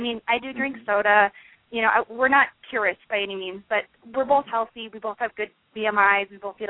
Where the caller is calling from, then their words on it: Denver, Colorado, United States; I'm calling from Denver.